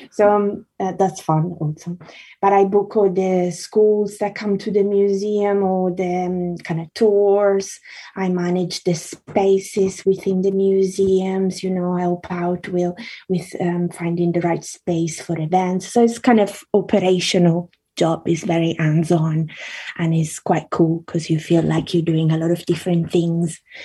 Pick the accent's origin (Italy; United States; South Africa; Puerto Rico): Italy; also born or lived in Carrara, Italy / Australia / South London, United Kingdom; now in London, United Kingdom; I grew up in Italy, so I went to primary school um, in Italy, and then um, I lived in Australia as well.